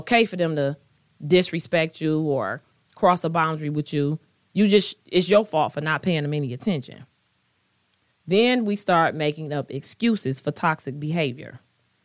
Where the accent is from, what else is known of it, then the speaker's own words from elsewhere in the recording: United States; I am African American. I am Black